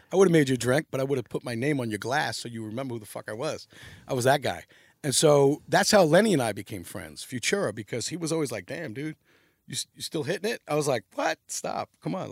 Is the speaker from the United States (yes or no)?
yes; New York City, New York, United States; also born or lived in Long Island; I was born in Long Island, but I grew up in New York City